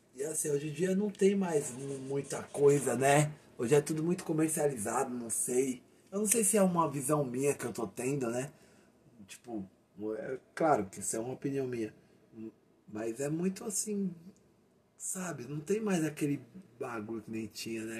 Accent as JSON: {"language": "Portuguese", "area": "Santo André, ABC Paulista", "region": "São Paulo", "country": "Brazil", "said": "a gente é aqui de Santander, da ABC"}